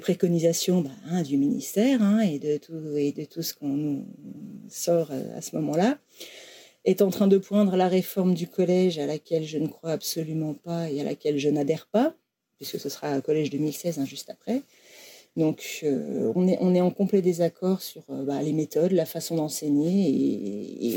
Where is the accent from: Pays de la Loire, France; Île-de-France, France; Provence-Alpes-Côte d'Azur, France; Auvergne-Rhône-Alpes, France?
Auvergne-Rhône-Alpes, France; Académie de Lyon; moved away as an adult; now in Vosges, France; je viens de l'Académie de Lyon à la base